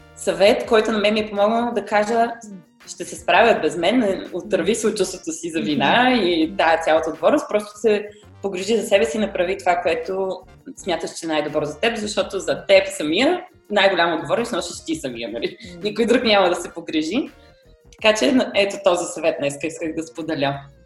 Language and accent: Bulgarian; Bulgaria; moved away as an adult; also born or lived in Germany; средата, в която сме израснали в България